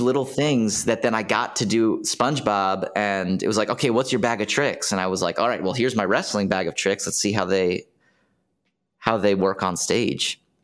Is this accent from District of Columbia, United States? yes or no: yes; Washington, District of Columbia, United States; I'm from D C, Washington, D C